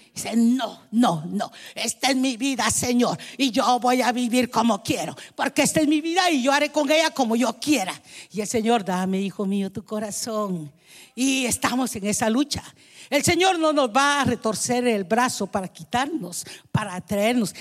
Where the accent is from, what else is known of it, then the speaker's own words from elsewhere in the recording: Guatemala; moved away; Allá en mi país, en Guatemala